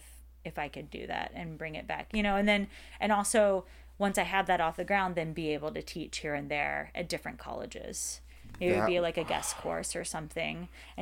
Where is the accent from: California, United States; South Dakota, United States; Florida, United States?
Florida, United States; Pensacola; And most likely I would like to have that second location in Pensacola, Florida, my hometown.